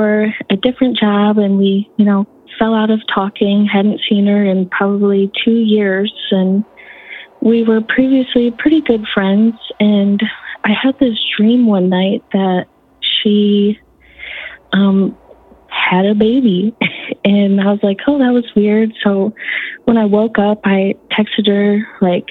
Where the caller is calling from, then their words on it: Michigan, United States; I'm calling from Michigan